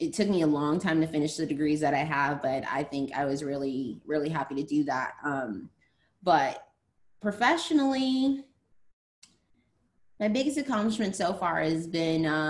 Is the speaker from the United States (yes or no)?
yes; Las Vegas, Nevada, United States; also born or lived in California; I'm originally from California, but I have been in Las Vegas since I was 7 years old. So I'm in Las Vegas, Nevada.